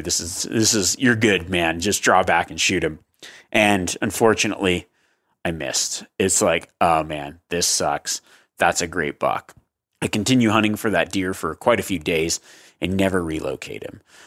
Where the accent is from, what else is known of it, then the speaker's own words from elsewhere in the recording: Nevada, United States; I grew up hunting in Nevada